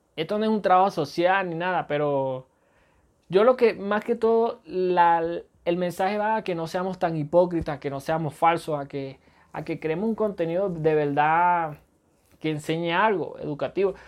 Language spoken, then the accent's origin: Spanish; Venezuela; soy venezolano.